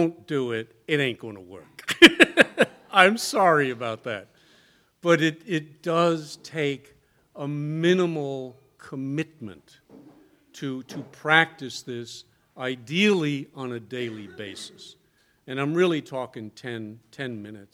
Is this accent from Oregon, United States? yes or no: no; New York City, New York, United States; moved away; also born or lived in the South; I was born in New York City